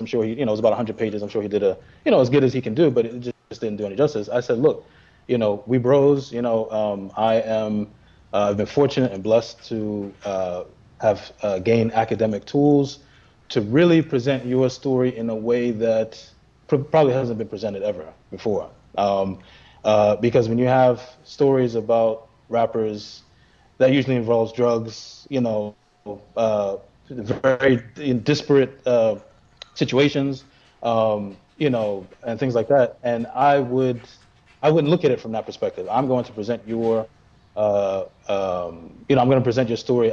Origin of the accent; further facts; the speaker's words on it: New York City, New York, United States; being in Brooklyn and growing up with the … and …. Even though we're from Brooklyn